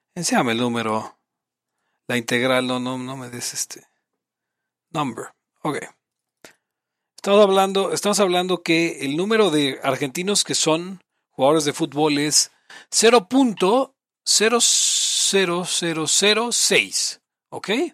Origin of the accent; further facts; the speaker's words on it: Mexico; Somos mexicanos, vivimos en Latinoamérica